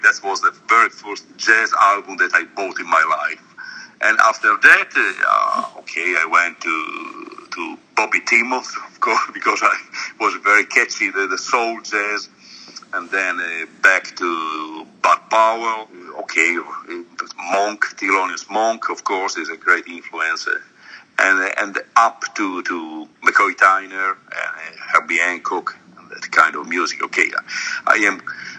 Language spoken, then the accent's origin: English; Trieste, Friuli-Venezia Giulia, Italy; Actually, I live in Trieste, which is a city at the top of the Adriatic Sea, so it's bordering to Slovenia and very close to Austria